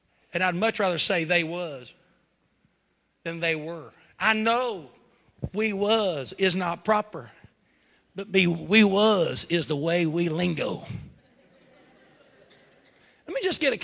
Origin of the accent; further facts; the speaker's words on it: West Virginia, United States; accent: West Virginia; now in Zanesville, United States; I'm from West Virginia. Could you not hear that West Virginia in there?